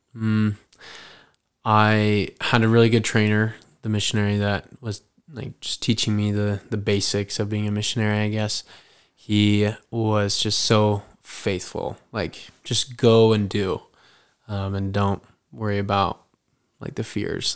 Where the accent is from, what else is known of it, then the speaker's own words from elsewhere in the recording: Meridian, Idaho, United States; I am from Meridian, Idaho